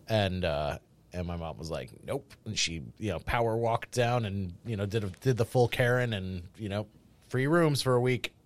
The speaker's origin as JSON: {"language": "English", "area": "New England", "region": "Rhode Island", "country": "United States", "tie": "born or raised there", "said": "I grew up in it"}